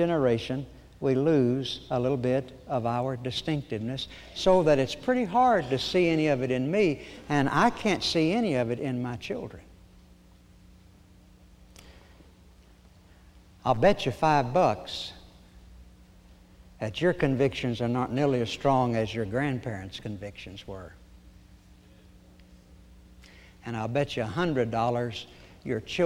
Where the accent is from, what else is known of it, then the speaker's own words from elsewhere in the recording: Oklahoma, United States; I was born in Oklahoma, of course.